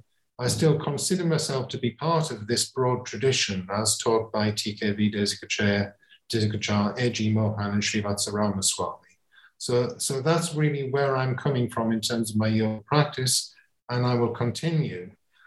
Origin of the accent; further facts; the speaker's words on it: England, United Kingdom; And coming at it from somebody who's not a Hindu and growing up in England, then how do I relate to that tradition?